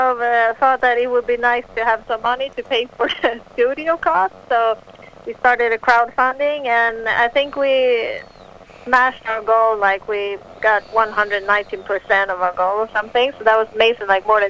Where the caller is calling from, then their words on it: Stockholm, Stockholm County, Sweden; I'm calling from Stockholm, Sweden. It's 10 o'clock in the evening right now.